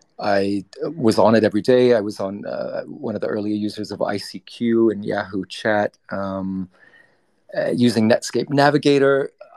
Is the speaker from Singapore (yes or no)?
yes; Singapore; also born or lived in Britain; I'm a tri-national. I'm a Canadian New Zealander born in Britain. I grew up in Singapore